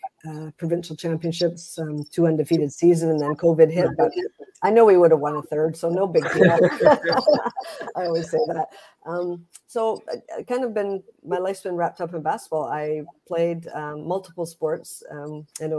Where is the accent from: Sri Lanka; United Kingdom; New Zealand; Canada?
Canada; Princeton, British Columbia; myself growing up in Princeton, my basketball and the outdoor court